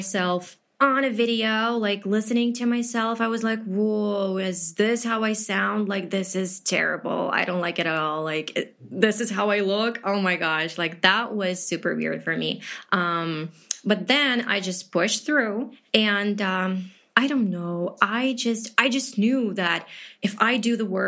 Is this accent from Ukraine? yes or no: yes; Chernivtsi, Chernivtsi Oblast, Ukraine; first language Ukrainian; English is a second language; I'm from Ukraine